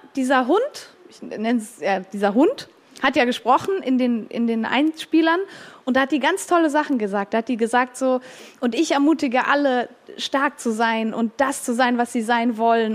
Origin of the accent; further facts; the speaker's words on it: Switzerland; ich bin auch Schweizerin